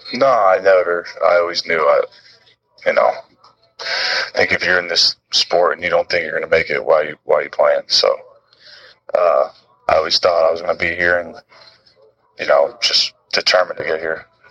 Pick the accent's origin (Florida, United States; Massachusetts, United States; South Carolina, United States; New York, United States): Florida, United States; I grew up as in Florida